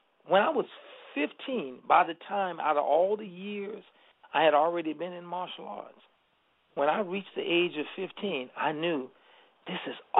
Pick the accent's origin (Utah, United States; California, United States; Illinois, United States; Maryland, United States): Illinois, United States; Chicago; I'm from Chicago.